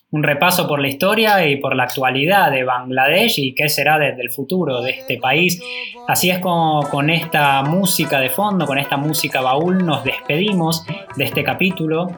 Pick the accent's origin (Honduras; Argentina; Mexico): Argentina; le decimos que somos Argentina